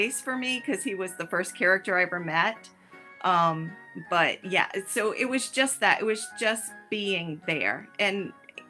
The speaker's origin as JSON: {"language": "English", "region": "Rhode Island", "country": "United States", "moved": "yes", "lives_now": "Florida, United States", "said": "Yes, I am originally from Rhode Island. So I'm a New England girl"}